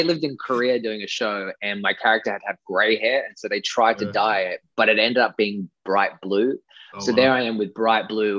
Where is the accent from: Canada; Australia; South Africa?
Australia; accent: Australian; to be able to use my natural accent was fun